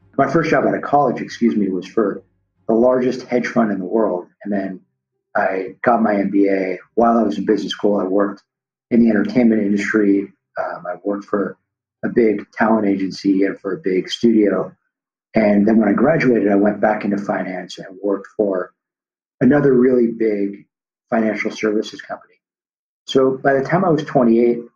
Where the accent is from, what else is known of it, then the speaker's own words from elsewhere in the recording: Los Angeles, California, United States; the street I grew up on in Tarzana, California, which is a suburb here